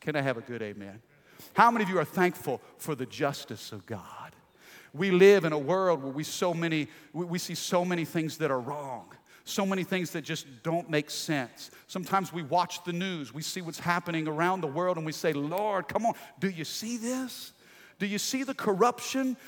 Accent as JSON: {"language": "English", "region": "Midwest", "country": "United States", "tie": "born or raised there", "said": "I grew up in the Midwest in a small little country town."}